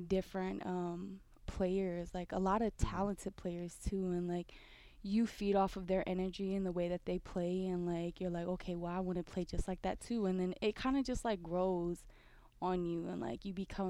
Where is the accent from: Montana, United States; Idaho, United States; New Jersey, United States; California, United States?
California, United States; Oakland; moved away as an adult; from Oakland, California.